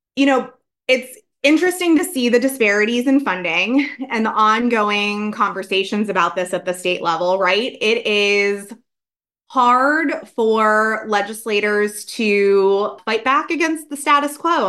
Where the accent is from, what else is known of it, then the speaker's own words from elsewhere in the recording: Pennsylvania, United States; my home state of Pennsylvania